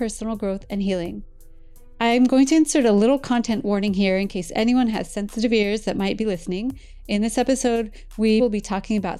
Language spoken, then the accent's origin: English; Iowa, United States; moved away; I grew up in Iowa